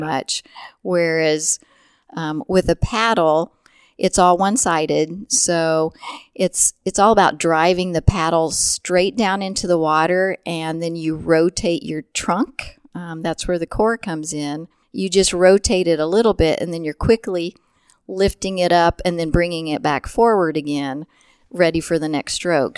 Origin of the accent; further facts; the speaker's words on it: Chrisman, Illinois, United States; also born or lived in Indianapolis, Indiana; I grew up in central Illinois. Um, I grew up in Chrisman, Illinois.